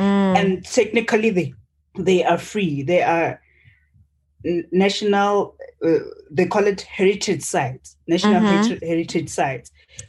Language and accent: English; Limpopo, South Africa; I'm from Limpopo, very green, very tropical. We are the face of mangoes and avocados. That's us.